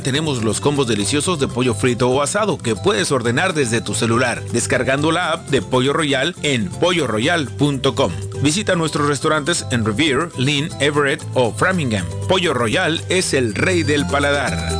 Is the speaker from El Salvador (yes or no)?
yes; El Salvador; now in Boston, United States; nosotros como salvadoreños